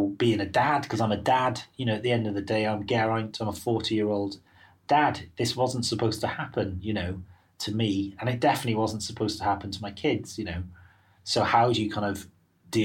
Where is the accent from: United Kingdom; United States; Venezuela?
United Kingdom; Wales; moved away as an adult; now in London, United Kingdom; I'm Welsh